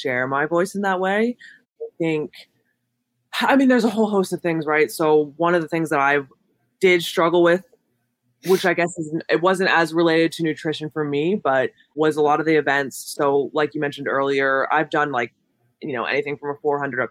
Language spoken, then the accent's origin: English; Homer City, Pennsylvania, United States; I'm from Homer City, as you mentioned, which is a super small town outside of Pittsburgh